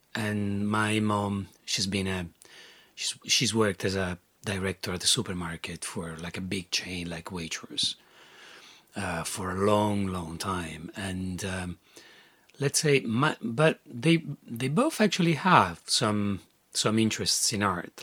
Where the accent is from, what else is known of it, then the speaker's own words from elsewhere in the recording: Rome, Lazio, Italy; moved away as an adult; growing up in Rome, um, surrounded by mm, Catholic stuff everywhere